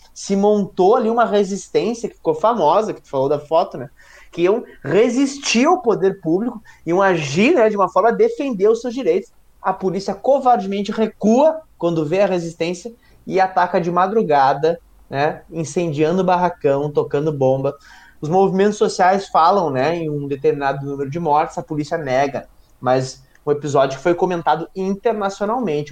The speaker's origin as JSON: {"language": "Portuguese", "town": "Porto Alegre", "region": "Rio Grande do Sul", "country": "Brazil", "tie": "born or raised there", "accent": "porto-alegrense", "said": "Eu sou do Belém"}